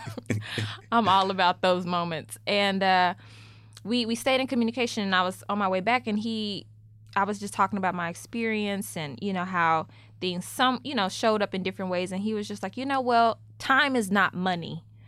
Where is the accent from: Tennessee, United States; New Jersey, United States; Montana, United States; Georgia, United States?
Tennessee, United States; Memphis; moved away as an adult; now in New York, United States; I'm from Memphis